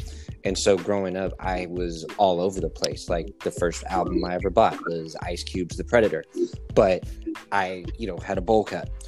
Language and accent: English; Texas, United States; moved away; I'm Italian and Native American. That's pretty much what I would say. But then growing up in Texas, where I was when I was kind of becoming a person, because I was like seven, eight, nine, we were super poor.